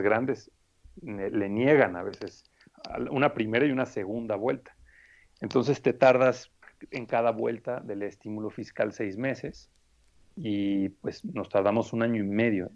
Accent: Morelia, Michoacán, Mexico; moved away as an adult; also born or lived in Spain; now in Mexico City, Mexico; Yo vengo de Morelia, Michoacán

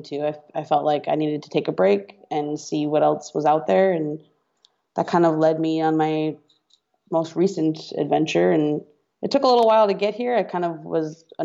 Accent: outside of Boston, Massachusetts, United States; moved away as an adult; also born or lived in Oakland; I'm from outside of Boston. I went to school in Boston

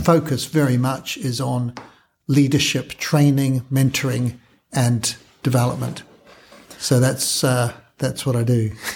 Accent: New Zealand; moved away as an adult; also born or lived in Kenya; now in United Kingdom; I'm a Kiwi, trained in New Zealand

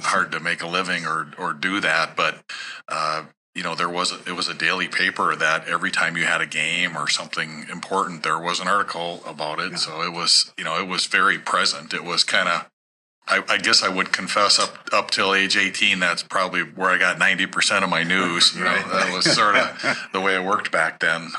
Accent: Sartell, Minnesota, United States; growing up in Sartell

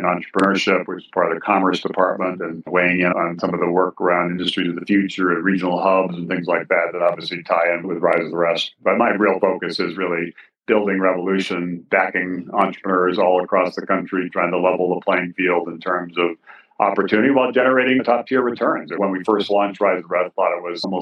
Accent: Hawaii, United States; moved away as an adult; also born or lived in Massachusetts / Ohio / Kansas / Northern Virginia; my experience growing up in Hawaii

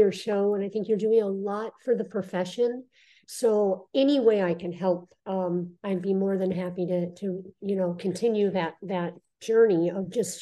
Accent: Michigan, United States; moved away as an adult; also born or lived in New York / California; I was born and raised in Michigan

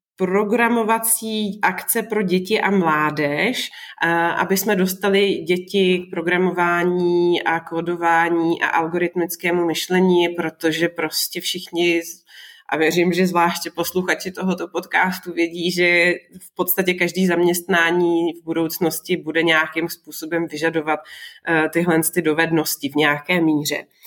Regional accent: Moravia, Czechia; now in Prague, Czech Republic; já jsem vlastně taky z Moravy

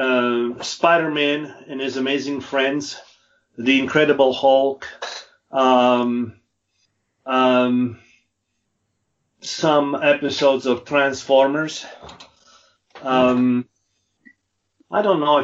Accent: Italy; moved away as an adult; now in Utah, United States; 63, born and raised in Italy.

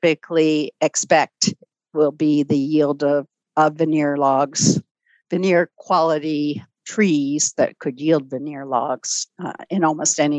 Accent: Ann Arbor, Michigan, United States; I was a small city kid. I grew up in Ann Arbor, Michigan

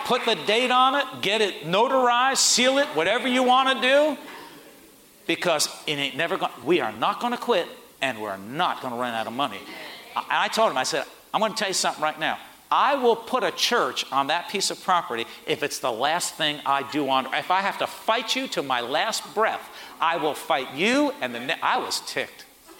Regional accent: Port Chester, New York, United States; We had 150 people. I was from Portchester.

